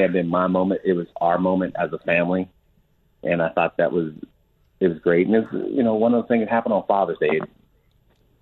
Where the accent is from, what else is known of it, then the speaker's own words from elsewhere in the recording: outside of Pittsburgh, Pennsylvania, United States; I was born outside of Pittsburgh